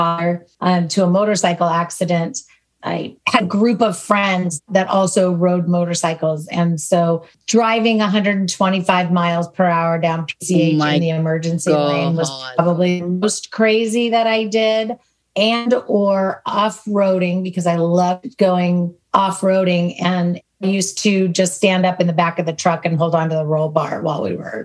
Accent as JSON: {"language": "English", "region": "Southern California", "country": "United States", "tie": "born or raised there", "said": "Born and raised in California, in Southern California."}